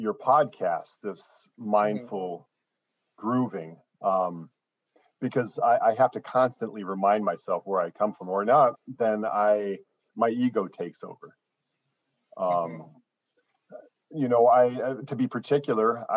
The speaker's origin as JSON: {"language": "English", "region": "Arizona", "country": "United States", "tie": "born or raised there", "moved": "yes", "lives_now": "Chicago, United States", "said": "I grew up in Arizona."}